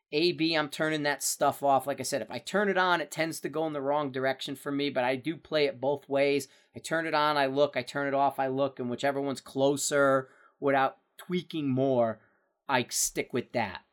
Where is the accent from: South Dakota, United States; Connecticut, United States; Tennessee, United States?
Connecticut, United States; Bridgeport; moved away; I'm from Bridgeport, Connecticut.